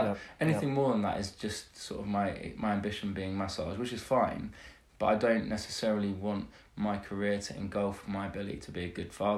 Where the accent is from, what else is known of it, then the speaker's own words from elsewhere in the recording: England, United Kingdom; now in United States; being a Brit in America, realising about modesty, that we're sort of over-modest in England.